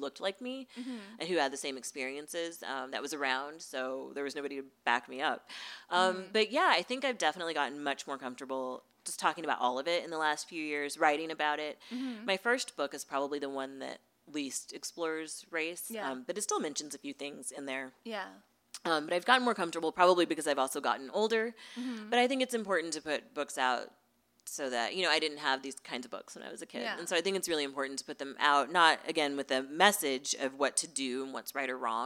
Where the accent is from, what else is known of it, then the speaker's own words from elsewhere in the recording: Missouri, United States; moved away; I grew up in Missouri, and now I live out here